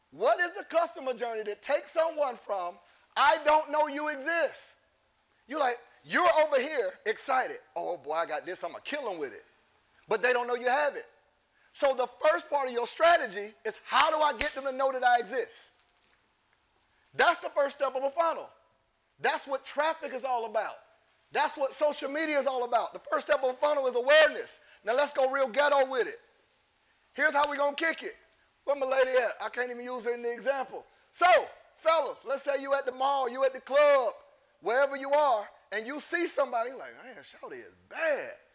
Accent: Lynn Haven, Florida, United States; I'm from Florida. Lynn Haven to be exact

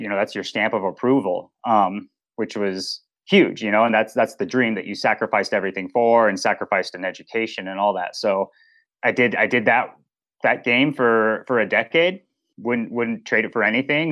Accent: Boulder, Colorado, United States; I grew up in Boulder, Colorado, so outdoor sports, Mecca

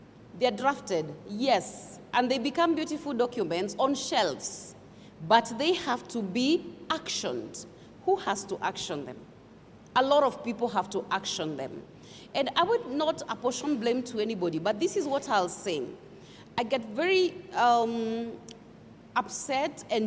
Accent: Kenya; as a Kenyan

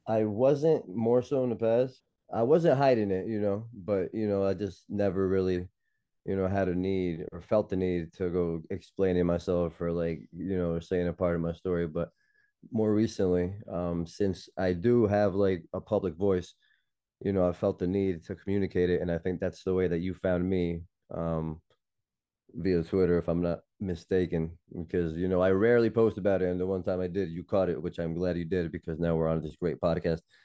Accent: Elizabeth, New Jersey, United States; moved away as an adult; also born or lived in Newark, New Jersey; now in Queens, New York, United States; was born and raised in Jersey, born in Newark, raised in Elizabeth

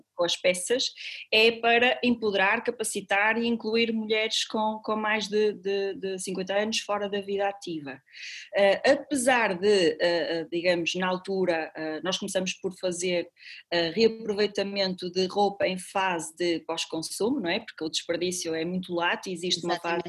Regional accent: Paredes, Norte, Portugal; now in Porto, Portugal; eu cresci com os meus avós e quando eu cheguei ao Porto com 18 anos, eu sou de Paredes, é uma cidadezinha eh, a, a, a 35 km aqui do Porto

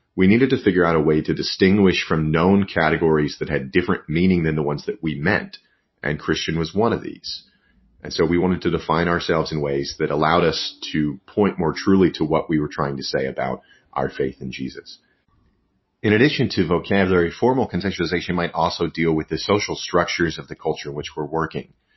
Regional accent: West Texas, United States; moved away; also born or lived in New York; I grew up in out in West Texas

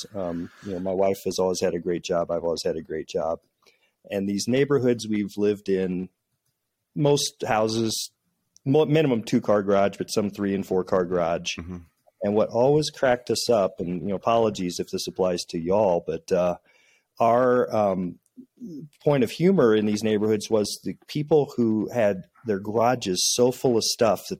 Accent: central Illinois, United States; moved away; The way I was raised in a small town in central Illinois

